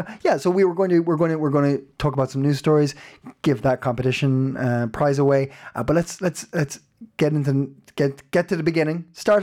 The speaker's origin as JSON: {"language": "English", "country": "Ireland", "lives_now": "Denmark", "said": "We talk about life in Denmark."}